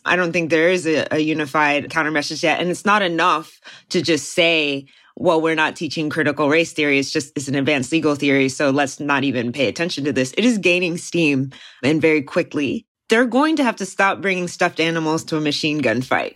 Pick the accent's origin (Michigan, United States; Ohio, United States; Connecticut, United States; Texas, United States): Texas, United States; from where I've been based, my home state of Texas